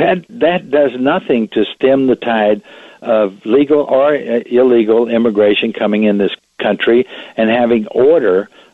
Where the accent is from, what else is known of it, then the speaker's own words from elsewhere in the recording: Laredo, Texas, United States; I was born in Laredo on the border of Texas.